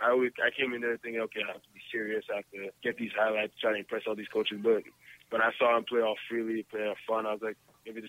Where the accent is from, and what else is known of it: Canada